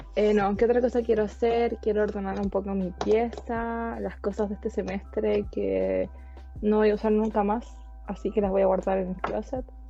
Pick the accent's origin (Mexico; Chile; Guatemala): Chile; San Pedro; soy de San Pedro, al igual que Juanito